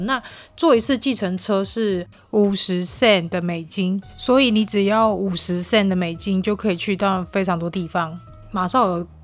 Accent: Taiwan; also born or lived in Marshall Islands; 我是台湾人

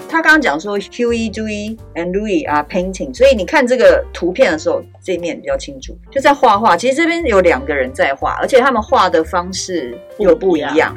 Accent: Taiwan; 我们台湾人

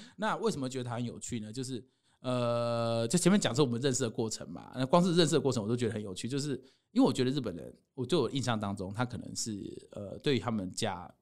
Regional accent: Taiwan; 我是台湾人

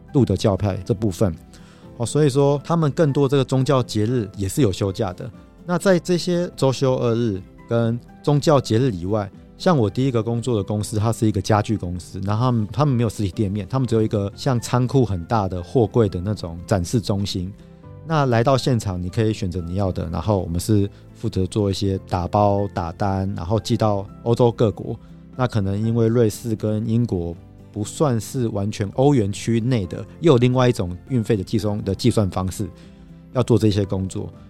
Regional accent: Taiwan; 我们亚洲人，我们台湾人

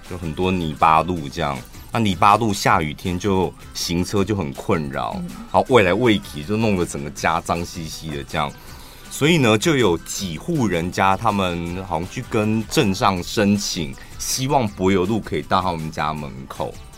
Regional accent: Taiwan; 我们全台湾，我们台中人、屏东人 花莲人

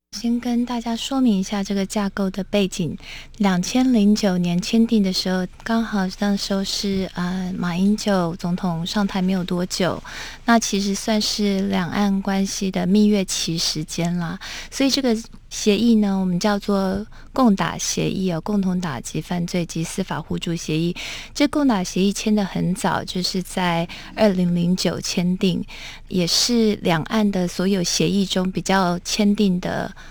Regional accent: Taiwan; 我们其实身为台湾人哦，都很 呃，清楚

